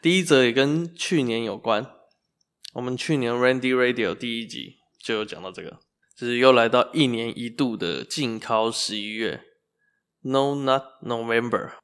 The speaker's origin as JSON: {"language": "Chinese", "town": "Zhongli", "region": "Taoyuan", "country": "Taiwan", "tie": "born or raised there", "moved": "yes", "lives_now": "Kaohsiung, Taiwan", "said": "我那时候就觉得总理真的不是我的城市，桃园真的不是我的城市。他是我的故乡，但不属于我"}